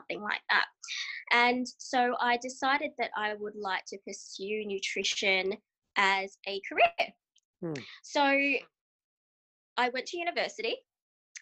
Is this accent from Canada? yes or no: no; Australia; I am a dietitian from Australia